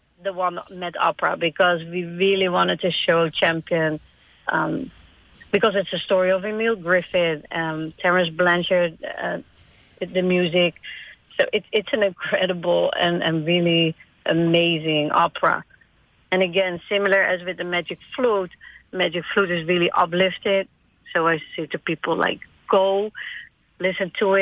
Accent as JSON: {"language": "English", "country": "Netherlands", "also_born_or_lived": "Virgin Islands", "moved": "as an adult", "said": "I'm from the Netherlands"}